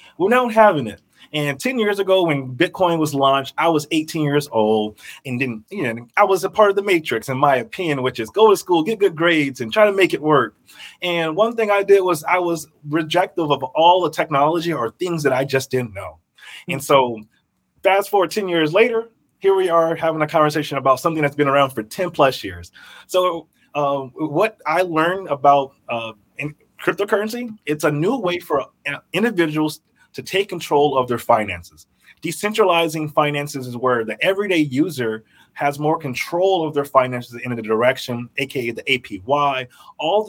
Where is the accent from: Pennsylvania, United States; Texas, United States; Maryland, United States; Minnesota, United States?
Minnesota, United States; Burnsville; also born or lived in Memphis, Tennessee; I grew up in Burnsville, Minnesota.